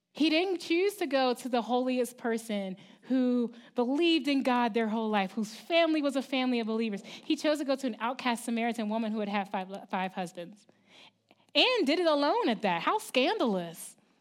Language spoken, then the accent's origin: English; Baltimore, Maryland, United States; moved away as an adult; I'm from Baltimore City, in the East Coast. I'm from Maryland.